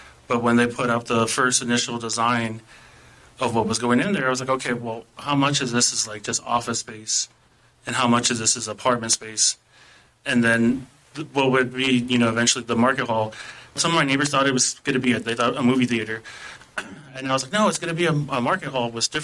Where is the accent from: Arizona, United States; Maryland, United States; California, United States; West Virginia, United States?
Arizona, United States; Phoenix; moved away as an adult; now in Portland, United States; I grew up in Phoenix, Arizona